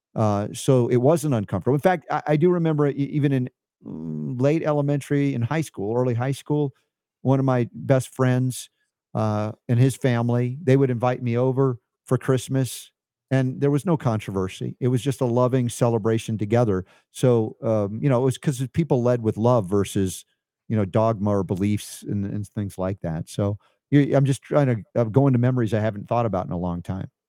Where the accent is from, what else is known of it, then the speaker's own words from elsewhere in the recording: Stone Mountain, Georgia, United States; also born or lived in New York / South Florida; they didn't know Jewish people all that much when I grew up in Stone Mountain